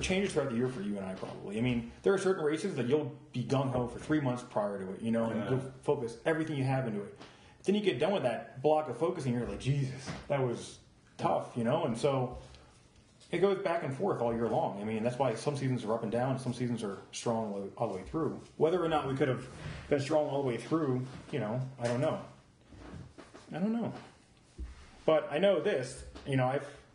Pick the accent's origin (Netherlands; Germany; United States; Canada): United States; East Coast; I grew up on the East Coast